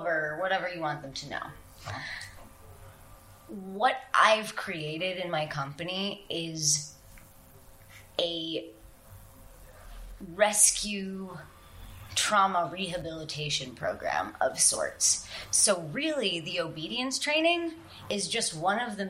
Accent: New York City, New York, United States; growing up in New York City, you don't have a lot of access to animals.

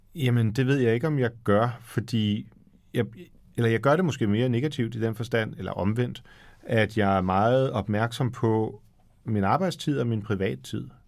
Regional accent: Frederikssund, Capital Region of Denmark, Denmark; jeg var også kirksanger i Frederikssund, hvor jeg voksede op

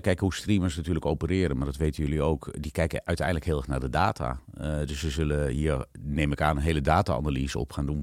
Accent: Netherlands; en ik zat daar dan als Hollander tussen

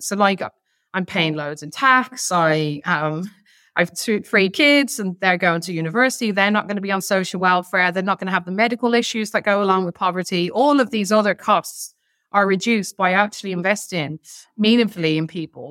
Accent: Ireland; we're Irish

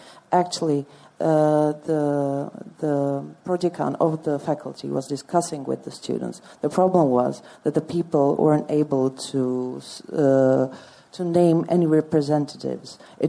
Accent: Czechia; I am from Czech Republic

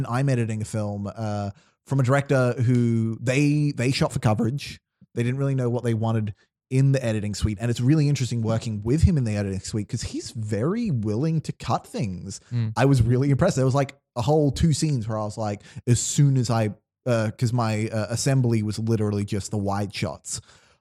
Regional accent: Australia; we are Australian

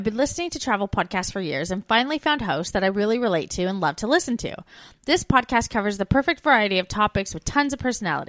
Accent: Canada; moved away as an adult

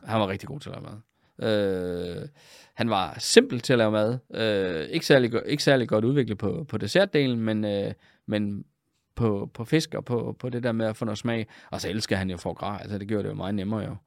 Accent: Funen, Southern Denmark, Denmark; moved away as an adult; also born or lived in Copenhagen / Aalborg / Germany / Frederikshavn; jeg var jo egentlig oprindelig Fynbo

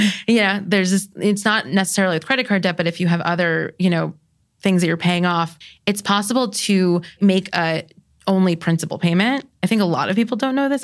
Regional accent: New York, United States; I'm a New Yorker

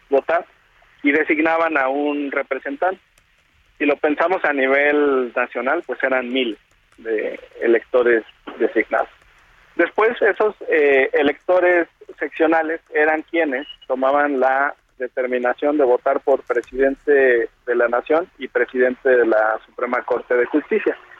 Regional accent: Jalisco, Mexico; yo soy de Jalisco

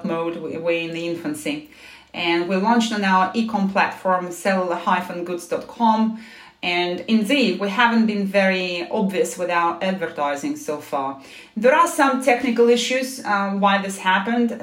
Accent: Moscow, Russia; moved away as an adult; also born or lived in United States; now in London, United Kingdom; I was born in Moscow

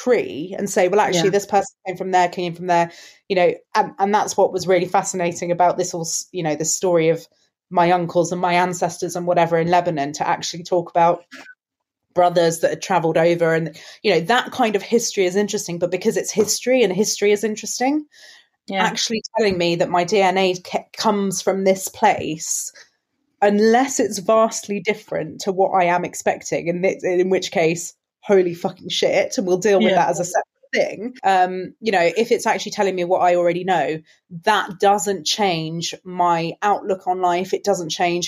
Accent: London, United Kingdom; accent: English; also born or lived in Spain; here in London, you know, I've got an English accent. Yes, for the most part, I did my schooling and my university here

